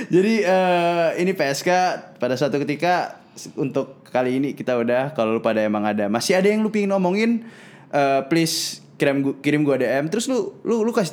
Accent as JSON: {"language": "Indonesian", "town": "Bandung", "region": "West Java", "country": "Indonesia", "said": "so ya yeah, uh, gue dari Bandung uh, eh, gue dari kan teman gue"}